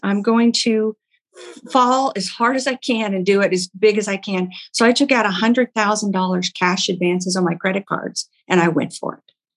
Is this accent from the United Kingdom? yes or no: no; Oklahoma, United States; moved away; I'm from Oklahoma originally.